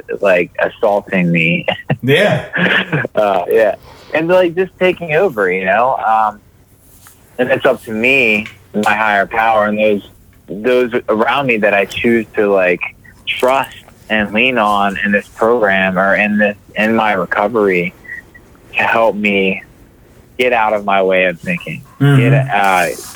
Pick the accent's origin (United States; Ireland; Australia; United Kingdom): United States; York, Pennsylvania; moved away as an adult; now in Maryland, United States; I was born and raised in York, Pennsylvania